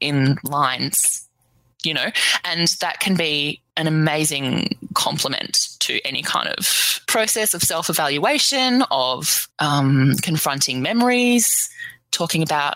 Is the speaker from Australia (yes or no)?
yes; Melbourne, Victoria, Australia; I'm from Melbourne in Australia.